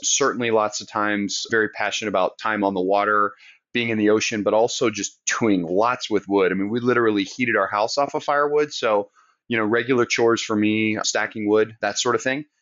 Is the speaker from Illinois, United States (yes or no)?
no; Southern Maine, United States; now in Charleston, United States; I grew up in Southern Maine, so I'm a New England transplant